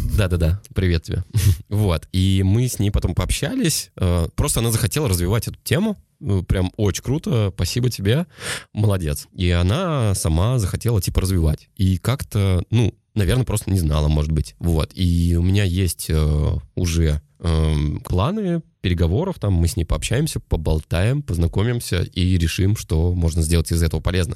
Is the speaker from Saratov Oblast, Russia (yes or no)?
yes; Saratov, Saratov Oblast, Russia; я родом из Саратова. Всем привет из Саратова